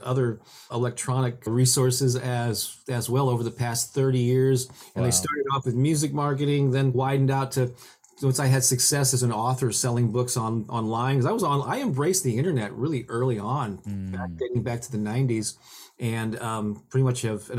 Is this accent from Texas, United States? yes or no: no; St. Louis, Missouri, United States; I was born and raised in St. Louis, Missouri, where I still live to this day.